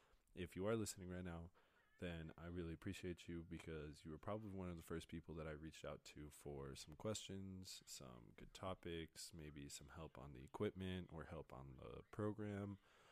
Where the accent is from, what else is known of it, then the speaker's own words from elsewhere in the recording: Colorado, United States; I am born and raised in Colorado. I've lived here my whole life. I love this state. It's been great to me. It's home. I'm currently studying psychology at the University of Northern Colorado.